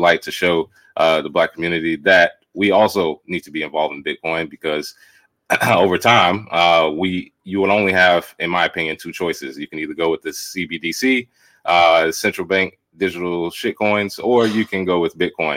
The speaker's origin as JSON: {"language": "English", "town": "Charlotte", "region": "North Carolina", "country": "United States", "moved": "as an adult", "lives_now": "Los Angeles, United States", "said": "I'm originally from Charlotte, North Carolina"}